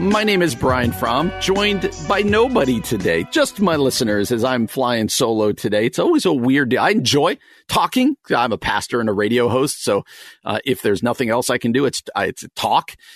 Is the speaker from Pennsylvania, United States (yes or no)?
no; New Jersey, United States; now in Chicago, United States; I grew up in New Jersey and now live in the Chicagoland